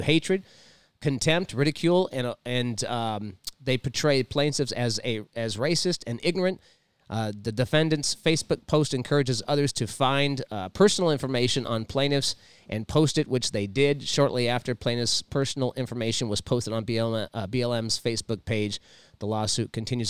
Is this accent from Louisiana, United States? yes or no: yes; Louisiana, United States; I was born in the South. I was born in Louisiana